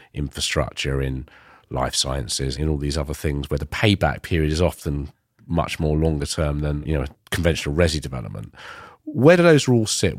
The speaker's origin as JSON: {"language": "English", "town": "Ilford", "region": "London", "country": "United Kingdom", "tie": "born or raised there", "said": "I grew up in Ilford in East London"}